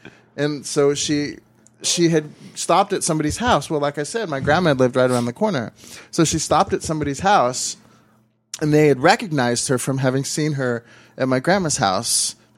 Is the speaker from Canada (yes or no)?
no; Sweden; English is a second language; It's really difficult for me to rate because I'm from Sweden where the beer is fucking shit.